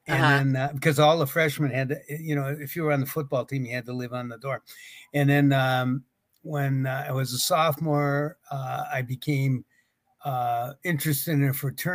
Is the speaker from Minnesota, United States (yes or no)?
yes; White Bear Lake, Minnesota, United States; also born or lived in Marshall Islands; I grew up in St. Paul. Well, actually White Bear Lake, Minnesota, which is 10 miles north of St. Paul.